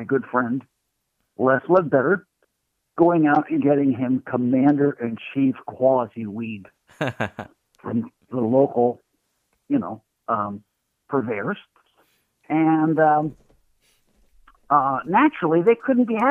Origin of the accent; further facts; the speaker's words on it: Michigan, United States; moved away; also born or lived in Ravenna, Ohio / New York City; I was raised in Michigan